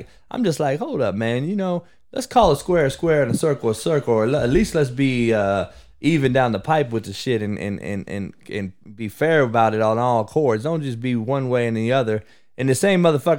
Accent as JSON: {"language": "English", "town": "Compton", "region": "California", "country": "United States", "said": "I'm from Compton and motherfuckers know me"}